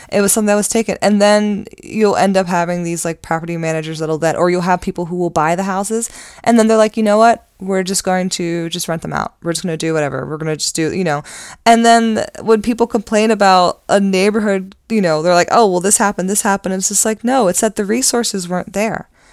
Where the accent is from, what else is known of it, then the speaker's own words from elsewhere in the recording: Randallstown, Maryland, United States; I grew up in Randallstown.